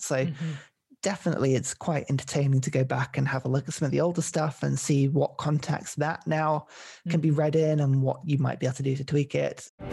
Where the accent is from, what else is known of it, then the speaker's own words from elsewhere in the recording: United Kingdom; we're British.